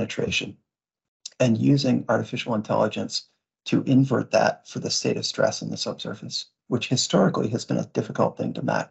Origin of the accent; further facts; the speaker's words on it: Vermont, United States; I grew up in Vermont